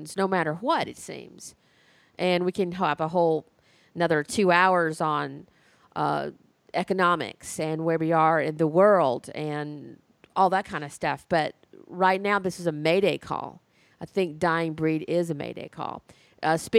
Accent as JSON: {"language": "English", "region": "Alabama", "country": "United States", "said": "my home state of Alabama"}